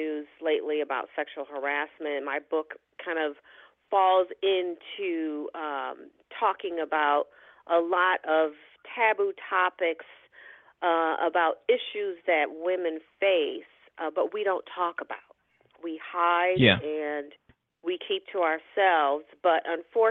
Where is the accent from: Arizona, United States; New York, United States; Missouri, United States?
New York, United States; also born or lived in Michigan; I am originally from Michigan, but grew up in New York, and spent many years there, went to college there